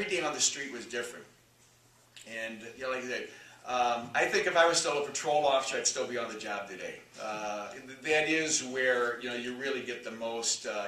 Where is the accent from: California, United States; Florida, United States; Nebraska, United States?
Nebraska, United States; Omaha; I was born and raised in Omaha, Nebraska